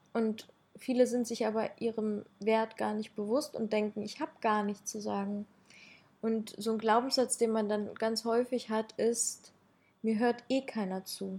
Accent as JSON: {"language": "German", "country": "Ukraine", "said": "ich komme aus der Ukraine und ich habe da halt ähm, andere kulturelle Hintergründe"}